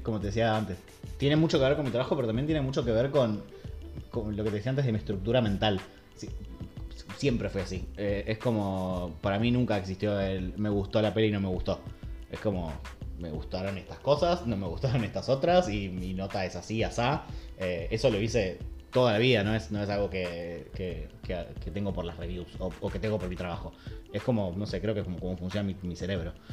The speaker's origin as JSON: {"language": "Spanish", "region": "Buenos Aires", "country": "Argentina", "tie": "born or raised there", "said": "él vivido en Bajo Flores"}